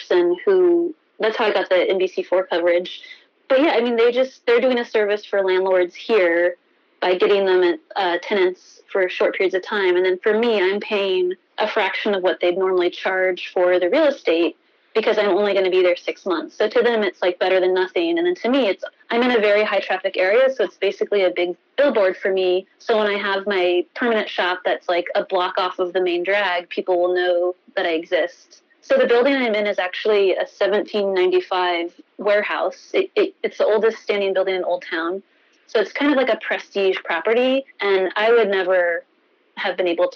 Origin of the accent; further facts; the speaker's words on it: Alexandria, Virginia, United States; moved away as an adult; also born or lived in New York; I grew up here. I'm like coming back home